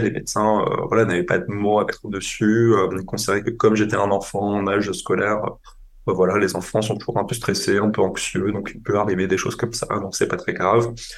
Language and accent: French; on the Franco-German border, Grand Est, France; now in Paris, France; j'ai grandi en France, j'ai grandi à la frontière euh, franco-allemande